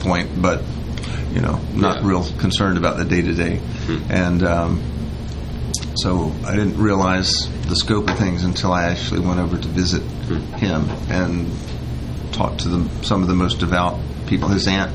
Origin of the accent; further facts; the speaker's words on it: Greenville, South Carolina, United States; moved away as an adult; also born or lived in Clemson, South Carolina; now in Paris, France; Growing up in Greenville, I was exposed to many opportunities